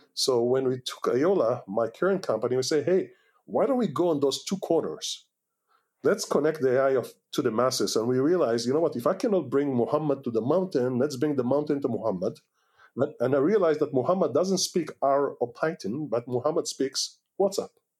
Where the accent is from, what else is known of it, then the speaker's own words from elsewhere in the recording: Israel; English is a second language; moved away as an adult; also born or lived in Washington D.C., United States / California, United States / Kfar Vradim, Israel; we are American citizens, but we are Israelis first